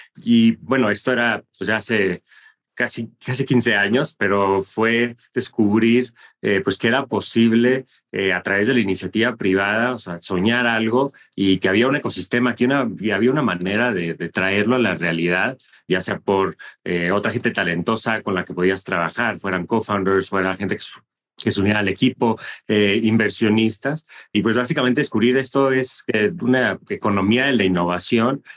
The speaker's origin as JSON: {"language": "Spanish", "town": "Monterrey", "region": "Nuevo León", "country": "Mexico", "tie": "born or raised there", "also_born_or_lived": "United States", "moved": "as an adult", "said": "crecí en México, en Monterrey más precisamente, y me fui a Estados Unidos por primera vez para la universidad."}